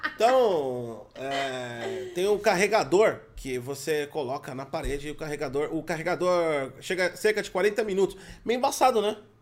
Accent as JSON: {"language": "Portuguese", "country": "Brazil", "said": "eu sou brasileiro"}